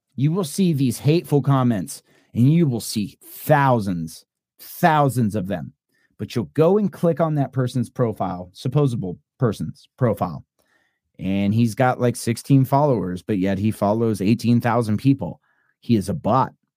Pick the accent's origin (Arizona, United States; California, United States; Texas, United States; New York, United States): Texas, United States; We're Texans